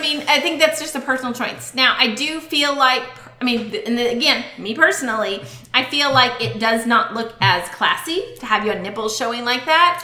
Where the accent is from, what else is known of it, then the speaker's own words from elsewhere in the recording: Boston, Massachusetts, United States; now in Texas, United States; I grew up in Boston.